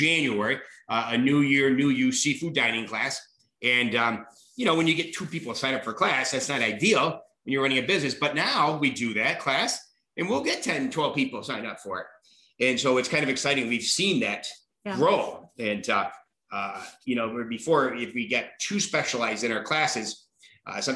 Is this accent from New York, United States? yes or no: yes; near Lake Placid, New York, United States; now in Wisconsin, United States; I was from New York, almost like Lake Placid